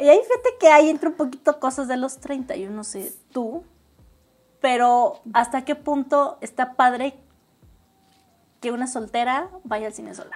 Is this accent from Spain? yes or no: no; Tlaxcala, Mexico; yo sí soy de aquí de Tlaxcala, escala toda mi familia es de acá y desde toda la vida he vivido